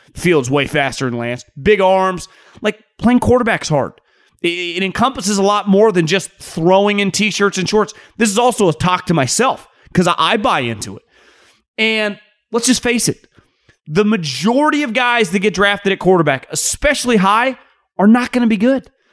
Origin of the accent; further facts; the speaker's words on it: Davis, California, United States; moved away; also born or lived in Philadelphia; I grew up in Davis, but it's basically right next to Sacramento.